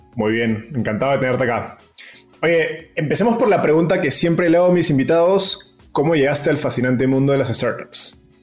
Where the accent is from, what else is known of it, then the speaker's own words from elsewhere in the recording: Peru; en Perú, de donde soy yo